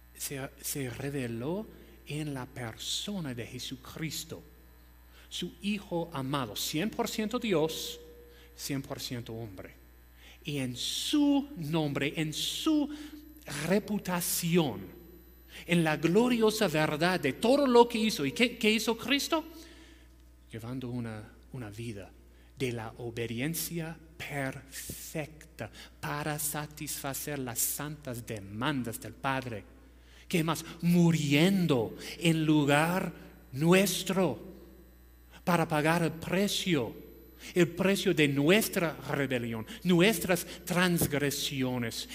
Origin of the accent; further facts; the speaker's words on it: United States; Spanish is a second language; moved away as an adult; now in Peru; no soy peruano, soy ah, de los Estados Unidos